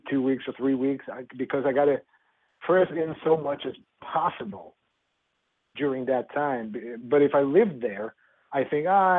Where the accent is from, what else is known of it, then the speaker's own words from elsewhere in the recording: southern Sweden, Sweden; I'm from Sweden